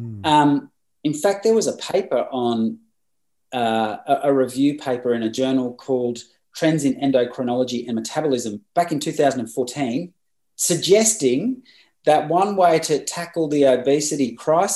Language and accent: English; Bundaberg, Queensland, Australia; in a place called Bundaberg, which is my hometown